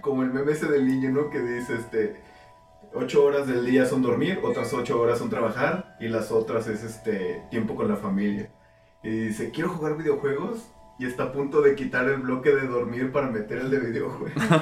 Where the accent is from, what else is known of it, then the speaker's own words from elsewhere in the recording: Mexico; como mexicano